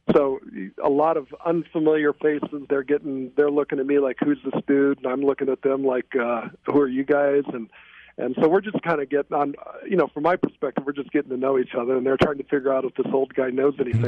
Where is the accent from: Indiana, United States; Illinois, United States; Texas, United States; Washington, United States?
Indiana, United States; moved away as an adult; also born or lived in Flint, Michigan; I was born in Flint, Michigan, but I lived in Indiana for probably about first 18 years of my life